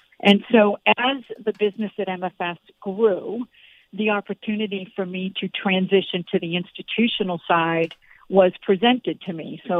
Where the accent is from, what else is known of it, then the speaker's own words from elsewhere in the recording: Boston, Massachusetts, United States; And I was from Boston, so I wanted to take a shot at working in New York City.